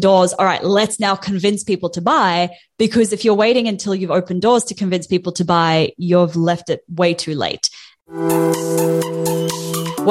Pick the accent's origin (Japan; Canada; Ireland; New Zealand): New Zealand; now in Australia; I'm a Kiwi citizen in Australia